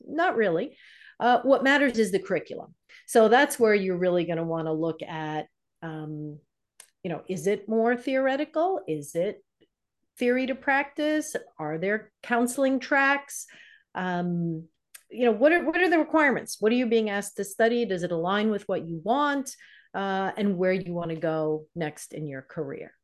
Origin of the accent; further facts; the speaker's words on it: New York, United States; moved away as an adult; now in Michigan, United States; I'm from New York